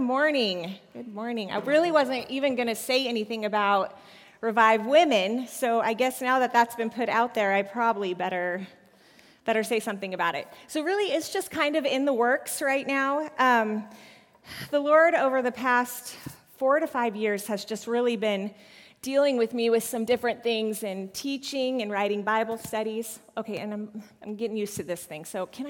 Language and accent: English; Colorado, United States; I was born in Colorado. I am a Colorado native